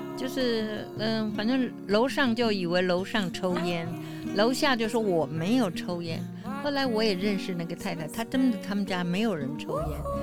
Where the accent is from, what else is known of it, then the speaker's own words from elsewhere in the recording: Taipei, Taiwan; also born or lived in Beijing, China; 两三岁的时候到台湾，我就听闽南话